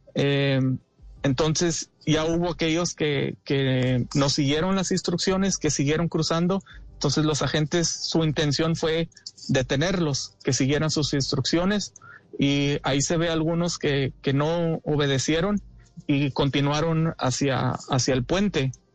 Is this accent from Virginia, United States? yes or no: no; Fort Stockton, Texas, United States; now in Ciudad Acuña, Mexico; Yo soy de eh, Fort Stockton, Texas, en Estados Unidos. Actualmente resido aquí en Ciudad Acuña, eh, Coahuila, México